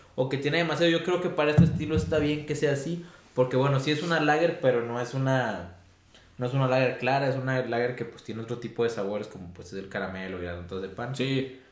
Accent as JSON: {"language": "Spanish", "town": "San Buenaventura", "country": "Mexico", "said": "yo soy de San Buenaventura"}